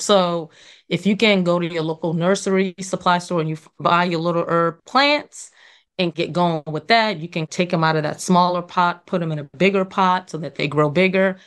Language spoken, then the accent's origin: English; New York, United States; also born or lived in Trinidad; born and raised in New York